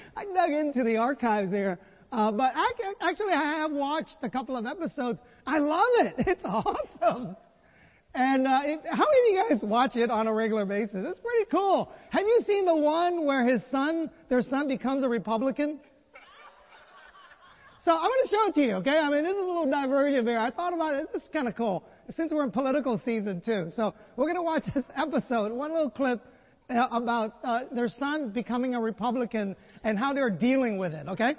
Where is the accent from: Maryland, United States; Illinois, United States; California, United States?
California, United States; San Francisco; But Super Bowl 50 is today, and it's in my hometown of San Francisco.